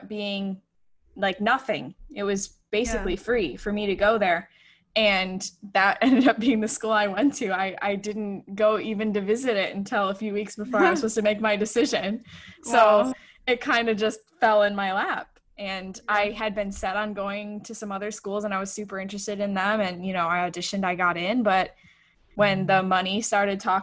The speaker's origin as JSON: {"language": "English", "town": "Buffalo", "region": "New York", "country": "United States", "tie": "born or raised there", "said": "I grew up in Buffalo, New York"}